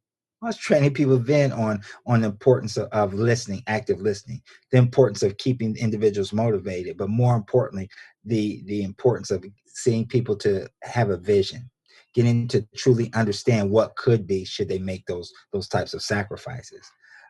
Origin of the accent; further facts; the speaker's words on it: Columbus, Ohio, United States; moved away; I'm born and raised in Columbus, Ohio.